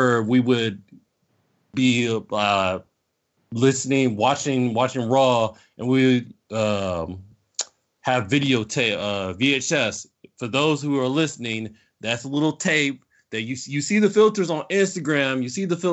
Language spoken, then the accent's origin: English; South Bend, Indiana, United States; also born or lived in Norcross, Georgia; now in Atlanta, United States; I'm originally from South Bend, Indiana. Moved down here about 92, 93 to here in Atlanta